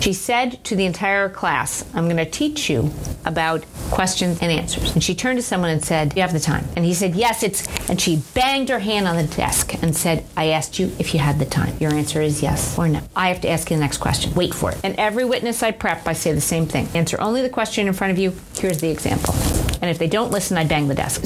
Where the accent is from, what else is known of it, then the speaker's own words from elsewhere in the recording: Manhasset, New York, United States; I grew up in a town called Manhasset which okay. is in Nassau County